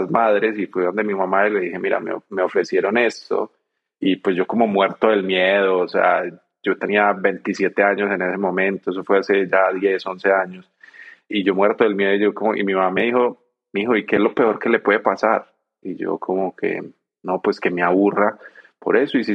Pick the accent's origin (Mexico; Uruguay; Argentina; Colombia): Colombia; Medellín, Antioquia; moved away as an adult; yo no quiero salir de Medellín, yo me quiero quedar en Colombia, en mi tierra, todo.